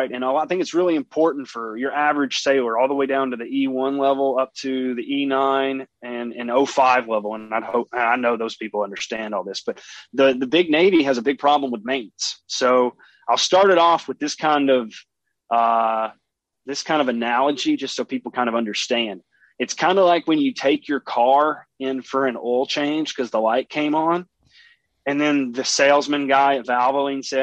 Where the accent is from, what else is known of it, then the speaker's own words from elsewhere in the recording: East Coast, United States; moved away; I'm from the East Coast.